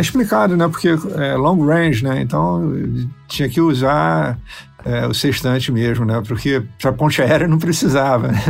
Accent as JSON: {"language": "Portuguese", "region": "Rio de Janeiro", "country": "Brazil", "tie": "born or raised there", "said": "A casa onde eu cresci, na Universidade Rural, né, na, na, Zona Oeste do Rio de Janeiro"}